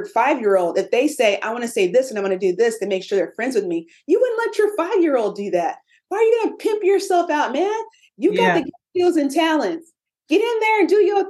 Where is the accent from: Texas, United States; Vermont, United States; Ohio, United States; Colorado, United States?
Texas, United States; Austin; I'm from Austin, Texas, where we keep it weird